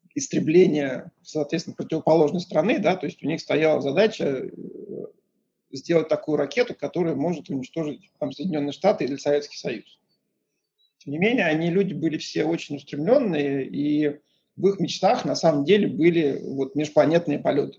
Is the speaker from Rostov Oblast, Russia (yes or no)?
no; Moscow, Russia; moved away as an adult; also born or lived in Pasadena, United States / Lausanne, Switzerland; я из Москвы, из Москвы. В 94 году я закончил Московский инженерно-физический институт